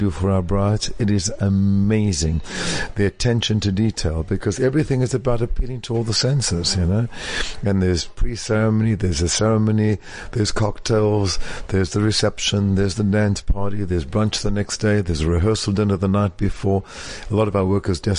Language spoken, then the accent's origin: English; South Africa; moved away as an adult; now in New York, United States; I left South Africa with $400, one very well cut suit